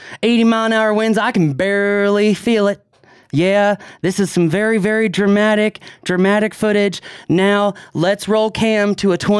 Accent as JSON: {"language": "English", "region": "East Coast", "country": "United States", "tie": "born or raised there", "said": "I grew up on the East Coast"}